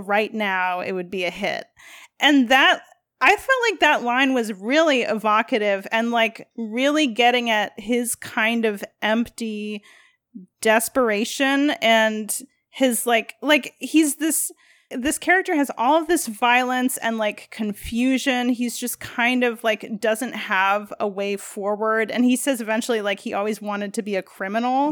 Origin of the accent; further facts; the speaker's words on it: Midwest, United States; as a Midwesterner